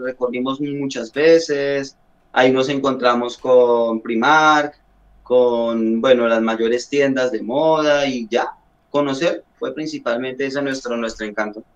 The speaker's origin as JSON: {"language": "Spanish", "country": "Colombia", "also_born_or_lived": "Bogotá", "moved": "as an adult", "lives_now": "Spain", "said": "nosotros como colombianos"}